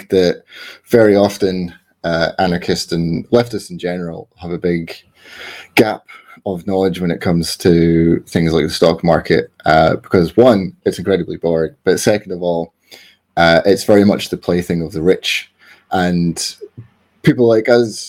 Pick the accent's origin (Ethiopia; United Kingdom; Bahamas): United Kingdom; Scotland; I'm Scottish